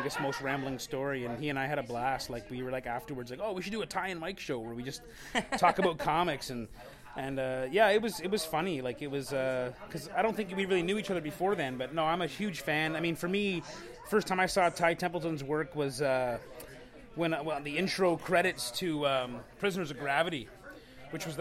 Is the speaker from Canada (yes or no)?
yes; St. Catharines, Ontario, Canada; I grew up in St. Catharines